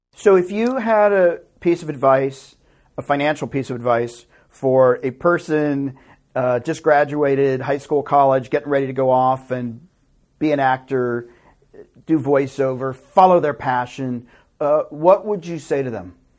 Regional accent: Tennessee, United States; moved away as an adult; now in Los Angeles, United States; I am a hick from Tennessee

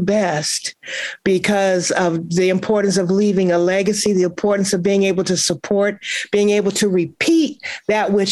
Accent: Kansas City, Missouri, United States; moved away; I'm from Kansas City, Missouri

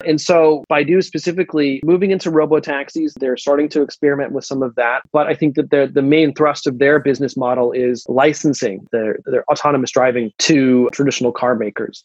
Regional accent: United States; I'm an American

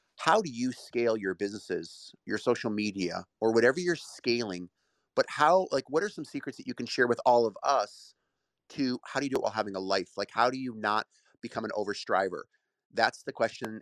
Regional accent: Brecksville, Ohio, United States; I grew up in Brecksville, Ohio

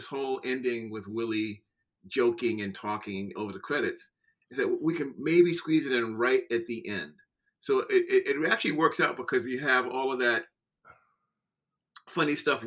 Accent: New York City, New York, United States; I'm a New York kid. I'm from Brooklyn.

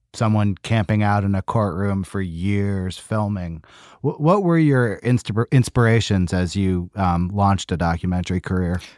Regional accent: United States; I'm an American

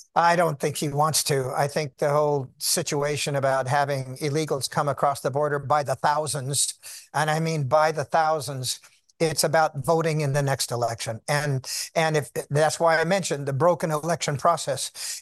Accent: Sacramento, California, United States; I was raised in Sacramento, California, on a farm

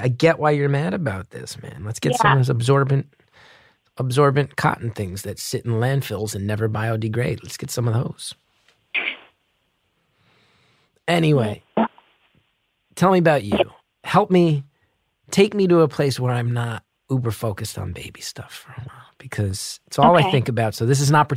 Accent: New Jersey, United States; moved away; growing up in New Jersey

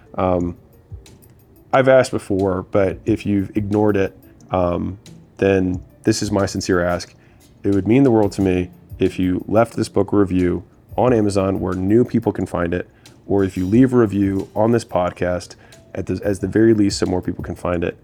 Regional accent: Baltimore, Maryland, United States; I was a kid from Baltimore

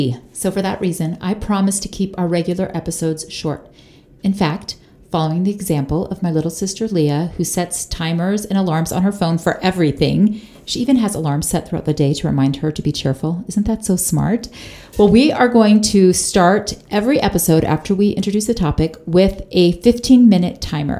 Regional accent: Florida, United States; moved away as an adult; now in Utah, United States; we moved our family from Florida, where I am originally from, to Utah

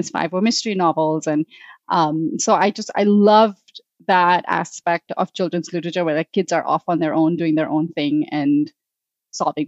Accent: Mumbai, Maharashtra, India; I grew up in Mumbai, India

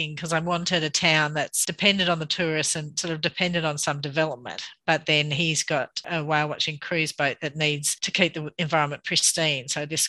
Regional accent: Bathurst, New South Wales, Australia; also born or lived in Canberra; now in Sydney, Australia; I think growing up in Bathurst, it is, even though it's not such a small town, but it is a real community. So my parents were doctors, and so everyone knew them

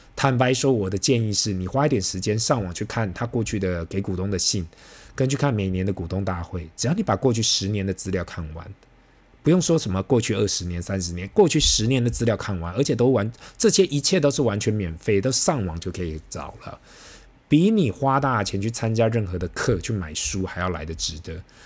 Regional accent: Taiwan; 对于我们台湾人来讲

